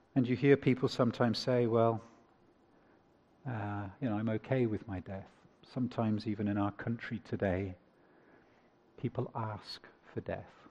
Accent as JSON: {"language": "English", "country": "United Kingdom", "said": "I'm British"}